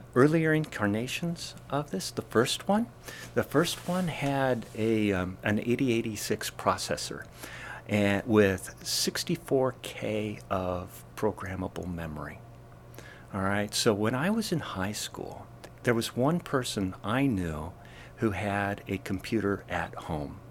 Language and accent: English; Eastern Washington State, United States; moved away as an adult; now in Massachusetts, United States; I'm from Eastern Washington State.